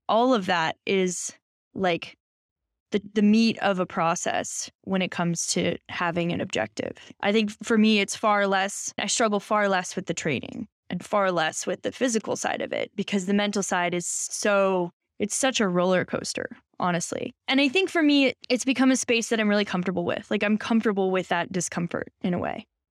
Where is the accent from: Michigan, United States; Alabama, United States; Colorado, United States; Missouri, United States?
Colorado, United States; Boulder; I grew up in Boulder